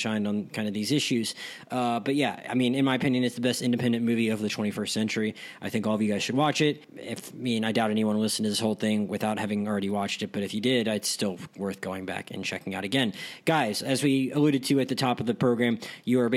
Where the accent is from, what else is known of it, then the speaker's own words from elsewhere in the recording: Gulf Breeze, Florida, United States; in my hometown